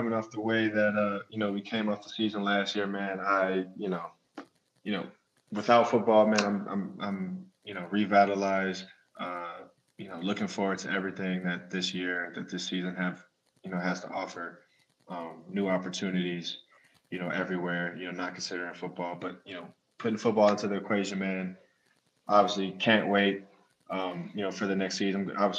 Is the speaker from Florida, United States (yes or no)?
yes; Jacksonville, Florida, United States; born there; And I was born in Jacksonville.